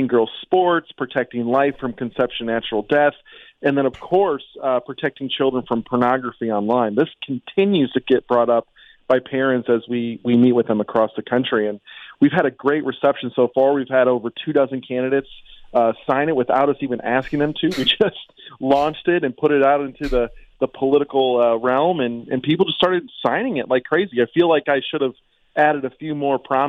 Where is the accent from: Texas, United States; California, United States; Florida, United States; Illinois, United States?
Illinois, United States; now in Washington, D.C., United States; I'm from Illinois